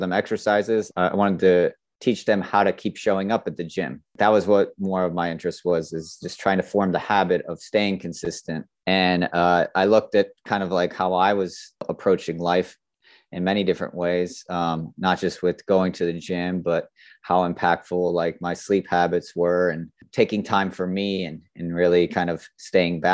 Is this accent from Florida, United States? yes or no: yes; South Florida, United States; I grew up in Florida, South Florida to be exact.